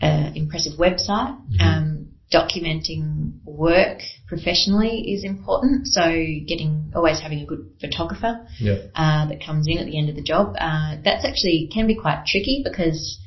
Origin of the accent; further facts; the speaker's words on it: Melbourne, Victoria, Australia; moved away; I'm originally from Melbourne